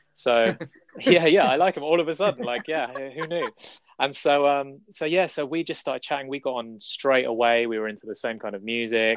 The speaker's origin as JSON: {"language": "English", "region": "London", "country": "United Kingdom", "tie": "born or raised there", "said": "I'm I'm from London, um, and I I travel around the city"}